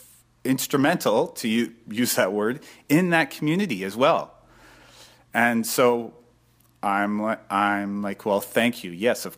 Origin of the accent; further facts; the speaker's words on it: Montreal, Quebec, Canada; I grew up in Montreal.